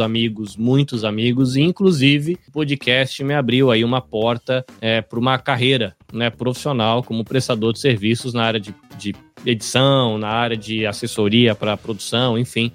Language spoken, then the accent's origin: Portuguese; Brazil; depois que eu virei um empreendedor brasileiro